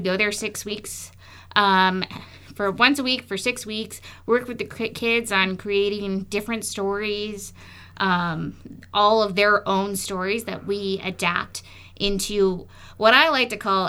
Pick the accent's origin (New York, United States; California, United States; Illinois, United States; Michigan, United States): Illinois, United States; Chicago; moved away as an adult; now in Las Vegas, United States; I grew up in Chicago, I had so much art in my life